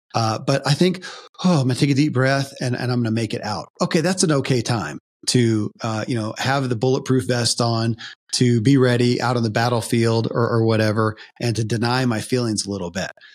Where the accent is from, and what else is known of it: Kentucky, United States; born or raised there